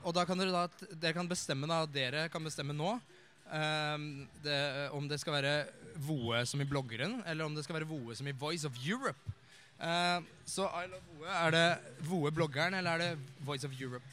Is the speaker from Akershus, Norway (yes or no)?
yes; Eidsvoll, Akershus, Norway; jeg kommer jo fra Eidsvoll